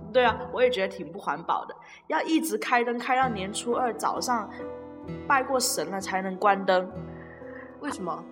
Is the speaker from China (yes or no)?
yes; Guangdong, China; 我们广东这边就是有习俗啊，结了婚才，才发利是